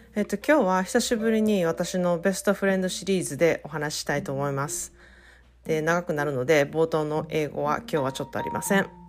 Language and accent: Japanese; Japan; now in United States; 育ったのは日本だけれどもずっとアメリカで住んで英語でやってきてる